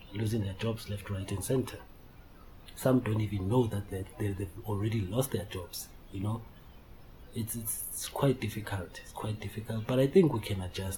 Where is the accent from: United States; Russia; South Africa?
South Africa; Benoni, Gauteng; also born or lived in Daveton; I hail from South Africa, city, obviously Johannesburg, in Benoni. I reside in a township called Daveton